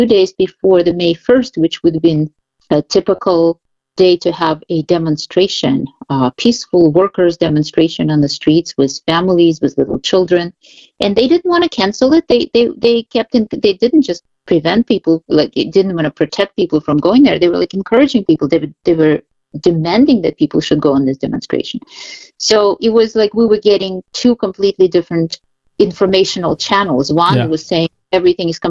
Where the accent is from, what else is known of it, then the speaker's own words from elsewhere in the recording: Kyiv, Ukraine; moved away as an adult; also born or lived in Moscow; now in New York, United States; I was born in Kiev.